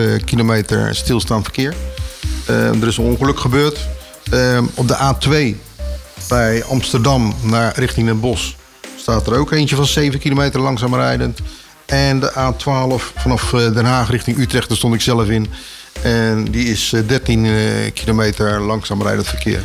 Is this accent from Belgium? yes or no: no; Suriname; now in Netherlands; En ik heb daar een aantal jaar gewoond. Ja daarna zijn we bij de onafhankelijkheid zijn we eh, richting Nederland getrokken.